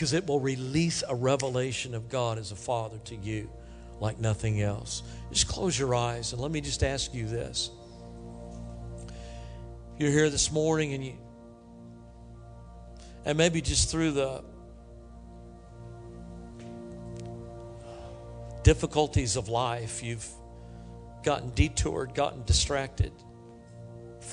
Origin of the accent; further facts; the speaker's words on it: Kansas City, Missouri, United States; moved away; I go to Kansas City quite a bit. It's my hometown